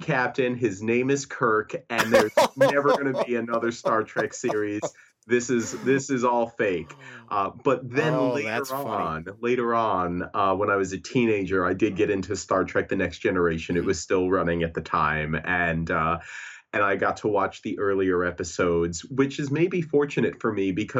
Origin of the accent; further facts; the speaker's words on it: New York City, New York, United States; I grew up in New York City